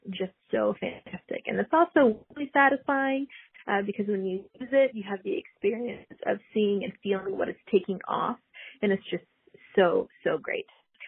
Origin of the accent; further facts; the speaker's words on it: Texas, United States; I'm from Texas.